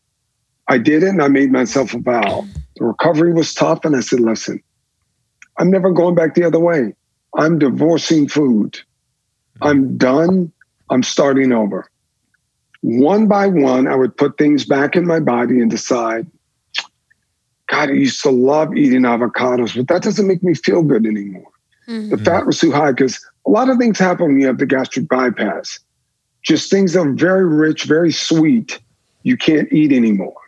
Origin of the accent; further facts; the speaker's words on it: the South, United States; Growing up in the South